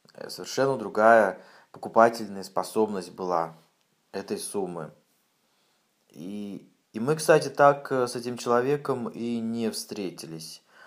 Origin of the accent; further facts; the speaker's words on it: Siberia, Russia; Я в своей деревне, в Сибири